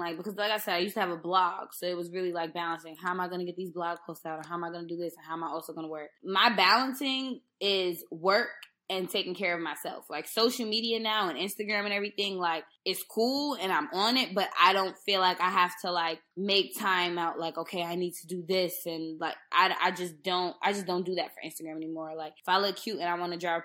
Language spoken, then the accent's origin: English; New York, United States; I grew up in New York